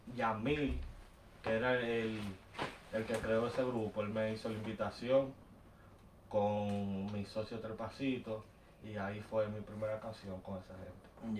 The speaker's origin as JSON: {"language": "Spanish", "town": "Bayamón", "country": "Puerto Rico", "tie": "born or raised there", "said": "En Bayamón, Puerto Rico"}